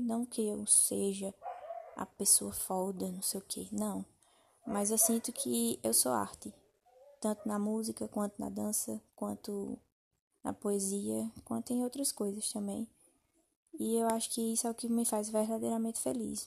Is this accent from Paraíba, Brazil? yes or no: yes; Campina Grande, Paraíba, Brazil; sou natural de Campina Grande, da Paraíba